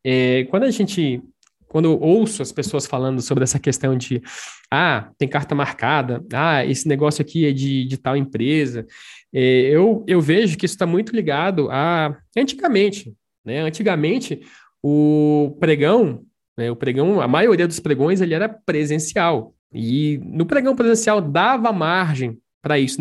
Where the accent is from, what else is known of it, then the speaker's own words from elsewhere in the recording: Brasília, Federal District, Brazil; Sou de Brasília.